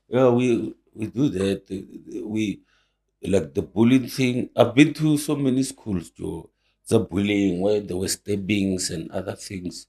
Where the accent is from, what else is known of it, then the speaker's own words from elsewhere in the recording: Pretoria, Gauteng, South Africa; I was born in Mamelodi and then, eh, I grew up in Mamelodi.